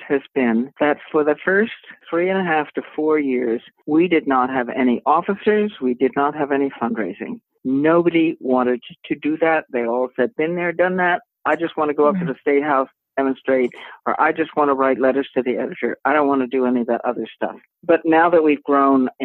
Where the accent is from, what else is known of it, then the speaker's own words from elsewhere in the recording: Boston, Massachusetts, United States; growing up in the Boston area